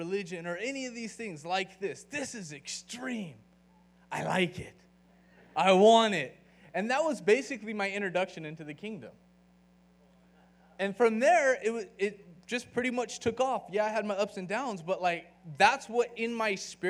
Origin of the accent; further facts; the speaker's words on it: California, United States; moved away as an adult; now in Austin, United States; I'm from California, so I can be kind of laid back